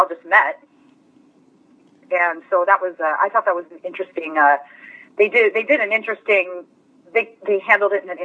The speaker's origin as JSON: {"language": "English", "town": "Las Vegas", "region": "Nevada", "country": "United States", "tie": "born or raised there", "also_born_or_lived": "Los Angeles", "moved": "as an adult", "said": "I grew up in Las Vegas"}